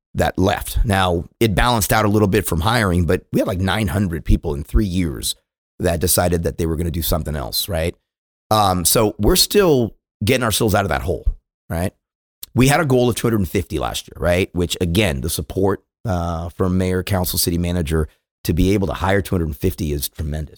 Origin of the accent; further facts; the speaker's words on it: California, United States; moved away as an adult; now in Dallas, United States; I'm from California